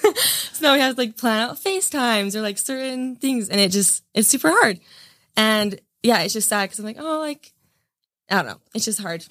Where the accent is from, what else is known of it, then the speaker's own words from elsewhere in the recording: Gunnison, Utah, United States; growing up in Utah